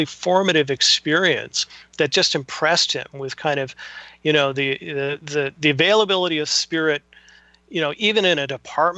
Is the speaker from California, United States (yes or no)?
yes; California, United States; moved away; I'm originally from California, so I always thought growing up that California was the place where all this stuff started